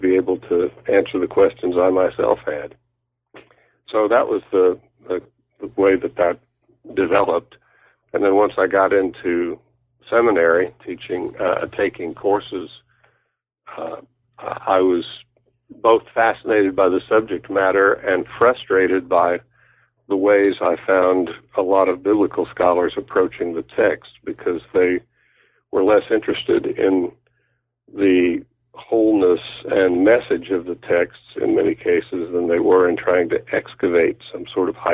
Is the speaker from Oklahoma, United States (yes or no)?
yes; Oklahoma, United States; moved away as an adult; I grew up in Oklahoma